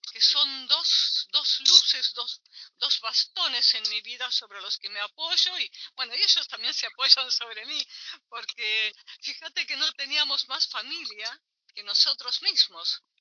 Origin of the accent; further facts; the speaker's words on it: Naples, Campania, Italy; born there; Yo nací en Nápoles, sí, Sí, nací en Nápoles posguerra. Posguerra mis padres se conocieron en Roma y mm. la trasladaron a mi mamá a Nápoles